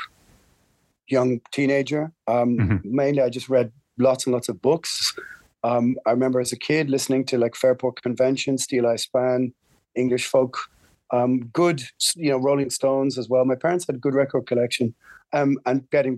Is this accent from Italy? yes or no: no; Ireland; We're Irish